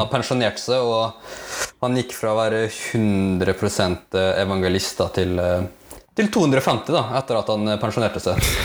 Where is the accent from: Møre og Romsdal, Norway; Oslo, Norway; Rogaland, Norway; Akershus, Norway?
Møre og Romsdal, Norway; Molde; also born or lived in Philippines; jeg er da 27 år, fra Molde. Mm. Opprinnelig fra Filippinene. Så lang historie, lang historie kort, da, så ble jeg adoptert når jeg var tre år. Mm. Så da har jeg vokst opp eh, i, i Norge